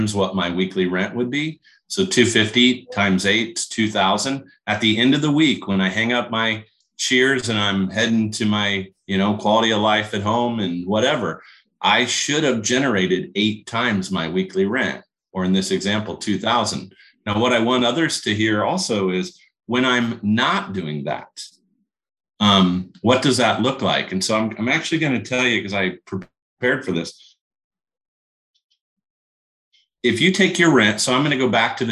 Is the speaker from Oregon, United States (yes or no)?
no; Kokomo, Indiana, United States; a little blue collar town like I grew up in Kokomo, Indiana